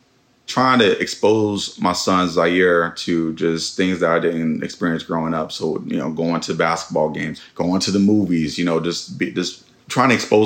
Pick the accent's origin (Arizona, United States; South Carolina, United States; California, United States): California, United States; Oakland; 96 and Sunnyside. That's, stomping grounds.